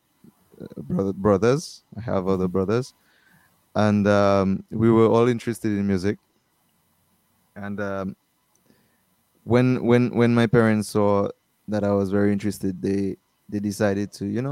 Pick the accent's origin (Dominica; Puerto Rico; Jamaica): Dominica; I'm from Dominica. Born in Dominica, Princess Margaret Hospital. I live at Wallhouse, Wallows.